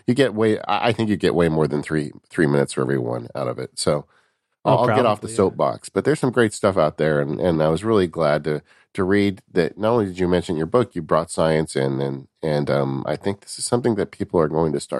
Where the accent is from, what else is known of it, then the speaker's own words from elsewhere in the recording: California, United States; I'm from California, guys. Guacamole is our national food here.